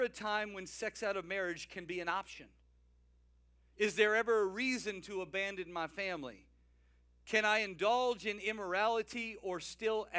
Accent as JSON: {"language": "English", "region": "South Louisiana", "country": "United States", "said": "I'm from South Louisiana."}